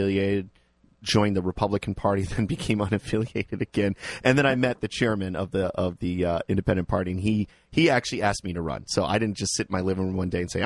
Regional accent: Liberia; now in Cheshire, United States; I was born in Liberia

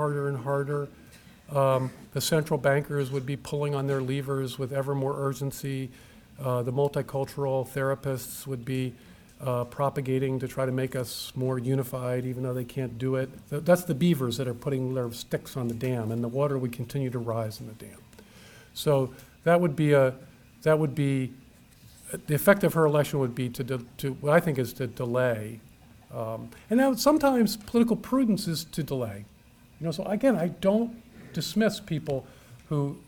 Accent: United States; I'm a American.

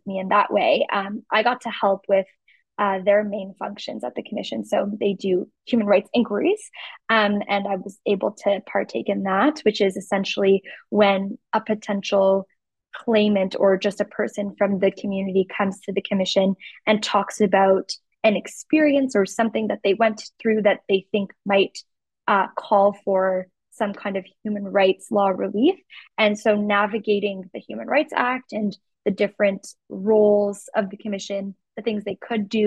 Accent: Toronto, Ontario, Canada; moved away; also born or lived in Montreal / Yukon; I'm from Toronto and I lived in Montreal for 8 years.

